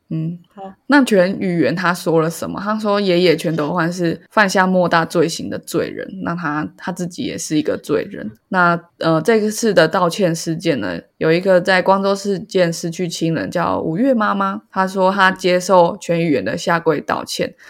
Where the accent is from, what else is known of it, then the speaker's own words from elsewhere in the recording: Taiwan; 身为一个台湾人